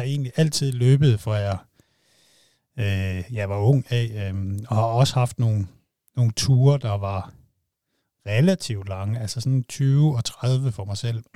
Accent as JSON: {"language": "Danish", "area": "Funen", "region": "Southern Denmark", "country": "Denmark", "said": "jeg er jo fra Fyn"}